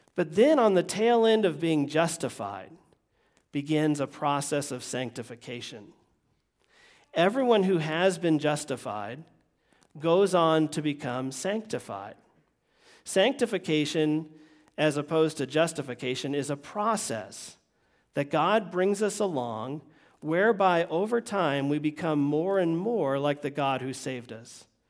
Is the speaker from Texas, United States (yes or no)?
no; Vermont, United States; moved away; also born or lived in Florida; me growing up in Vermont